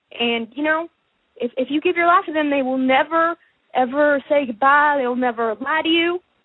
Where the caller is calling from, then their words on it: Florida, United States; You're calling from Florida.